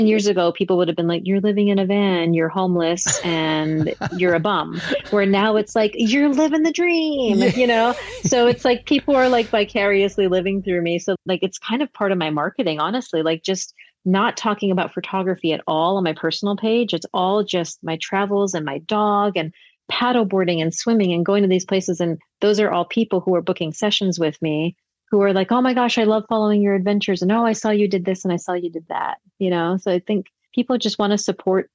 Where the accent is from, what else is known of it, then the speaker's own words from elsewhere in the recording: Hawaii, United States; moved away; also born or lived in Las Vegas; I grew up in Hawaii